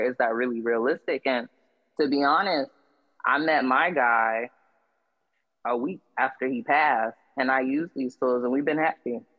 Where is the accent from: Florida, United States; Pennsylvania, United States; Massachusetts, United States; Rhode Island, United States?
Florida, United States; Jacksonville; I was born in Florida, like Jacksonville, Florida.